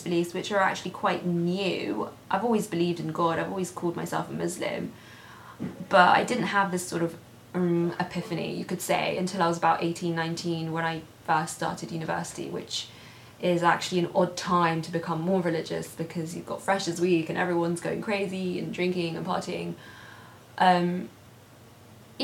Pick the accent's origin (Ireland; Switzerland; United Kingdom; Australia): United Kingdom; London; I'm born and raised in London.